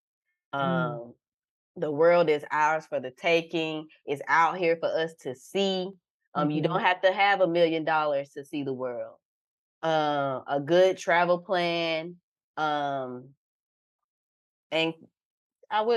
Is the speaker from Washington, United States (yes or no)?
no; Valdosta, Georgia, United States; now in Texas, United States; I am from Love Admire, the 229 South Georgia. Valdosta